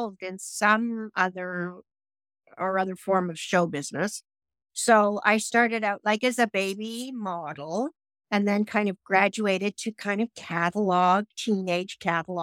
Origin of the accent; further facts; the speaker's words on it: Toronto, Ontario, Canada; moved away as an adult; also born or lived in Los Angeles, United States; my hometown of Toronto